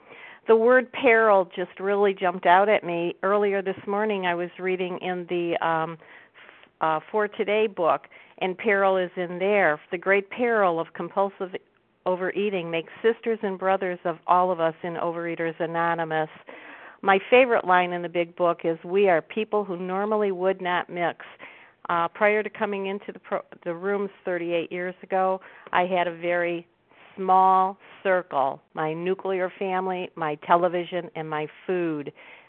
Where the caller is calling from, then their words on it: Cleveland, Ohio, United States; I'm calling from Cleveland.